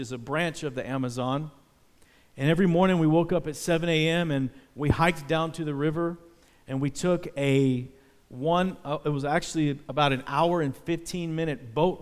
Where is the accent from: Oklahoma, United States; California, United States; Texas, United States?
Texas, United States; Dallas; I was from Dallas, Texas, the home of the Dallas Cowboys